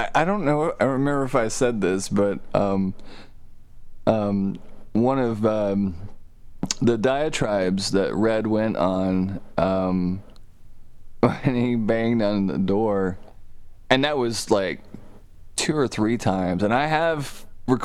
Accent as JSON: {"language": "English", "town": "Soddy-Daisy", "region": "Tennessee", "country": "United States", "said": "I'm from Soddy fucking Daisy, Tennessee, man."}